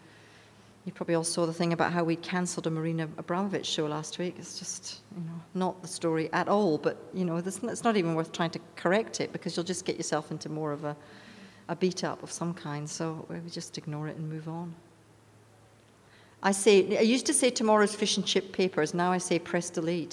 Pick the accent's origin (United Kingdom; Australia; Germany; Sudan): United Kingdom; moved away; I'm from Britain